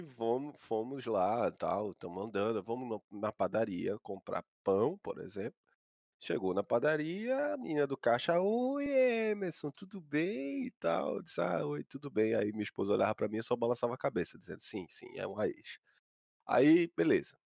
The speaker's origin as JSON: {"language": "Portuguese", "town": "Paulista", "region": "Pernambuco", "country": "Brazil", "tie": "born or raised there", "said": "ela foi morar onde eu fui nascido e criado, lá no Beira-Mala, no Janga, Paulista, Pernambuco"}